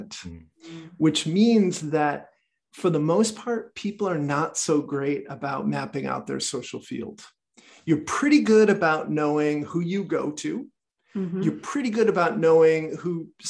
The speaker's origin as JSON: {"language": "English", "country": "United States", "said": "I'm American"}